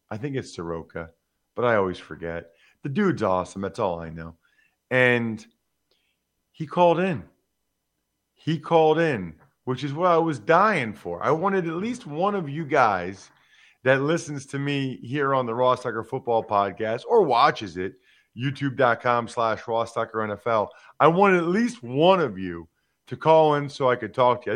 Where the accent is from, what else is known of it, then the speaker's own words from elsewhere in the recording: Reading, Pennsylvania, United States; also born or lived in Harrisburg/Hershey, Pennsylvania; my hometown of Reading, Pennsylvania